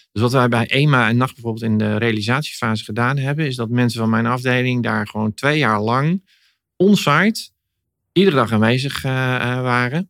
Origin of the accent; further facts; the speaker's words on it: Netherlands; kunnen we dat als Nederlanders